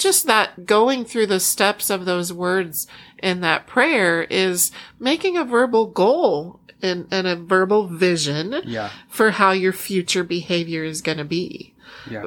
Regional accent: Iowa, United States; born or raised there; moved away; also born or lived in Oklahoma / Chicago

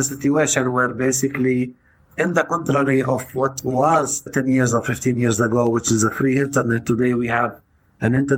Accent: Tayibe, Center District, Israel; moved away as an adult; now in Haifa, Israel; I am originally from Taibe, which is a village that is in the center of the country

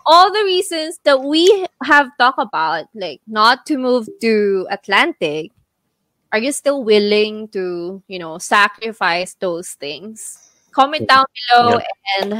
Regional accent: Philippines; now in Canada; it's gonna be Tagalog since we're all Filipino in that group.

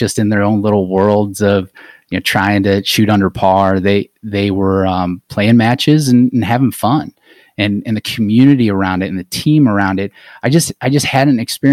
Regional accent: Akron, Ohio, United States; I grew up in Akron

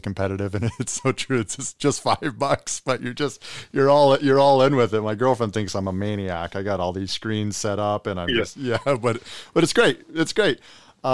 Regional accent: Kingston, Ontario, Canada; Growing up in Kingston

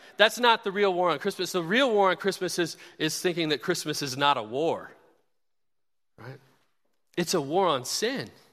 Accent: Kansas City, United States; now in Bloomington, United States; my Kansas City Chiefs, my hometown where I grew up

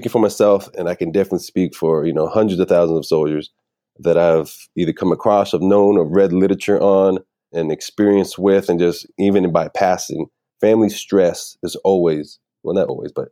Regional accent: Puerto Rico; Puerto Rico is part of the United States and we are born American citizens since the mm-hmm. Jones Act. But yeah, I'm definitely Puerto Rican. I'm proud American.

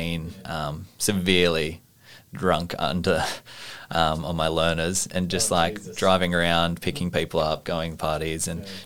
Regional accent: Orange, New South Wales, Australia; I knew plenty of people in my hometown who passed away from suicide in Orange in New South Wales

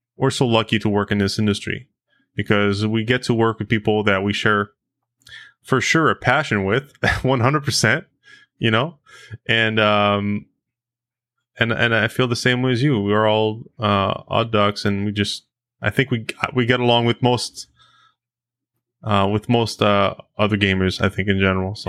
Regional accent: United States; now in Canada; as an American

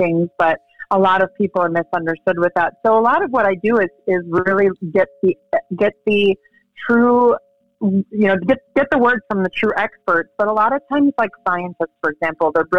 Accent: Wisconsin, United States; moved away as an adult; also born or lived in Los Angeles / China / Chicago; now in Gainesville, United States; where I grew up in Wisconsin

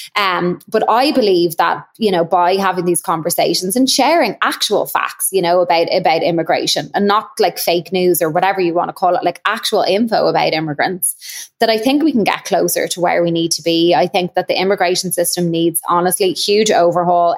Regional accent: Ireland; now in Chicago, United States; I obviously will always be Irish

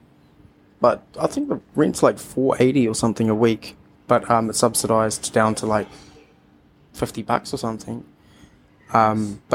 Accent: Auckland, New Zealand; Auckland, all over. Bit of west, bit of south, bit of Manurewa

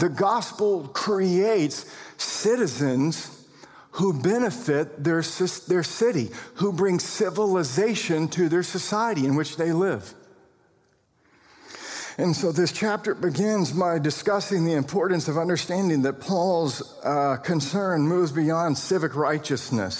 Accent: United States; We're American citizens

